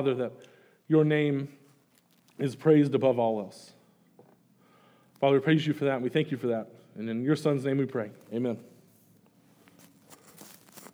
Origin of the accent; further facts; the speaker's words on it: Greenwood, Arkansas, United States; moved away as an adult; now in Kansas City, United States; I grew up in Greenwood, and so I live in Kansas City right now with my wife, Amy